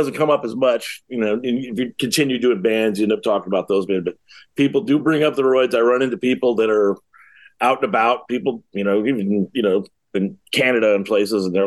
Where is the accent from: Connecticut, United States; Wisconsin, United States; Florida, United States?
Florida, United States; West Palm Beach; also born or lived in Ohio; I moved to West Palm Beach in 75, I think, a little kid, and spent 30 some odd years in Florida from there.